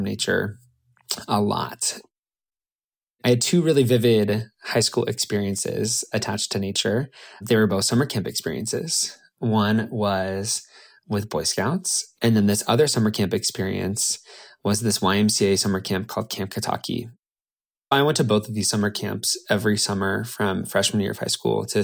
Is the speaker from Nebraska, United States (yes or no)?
yes; Nebraska, United States; As a little queer kid growing up in Nebraska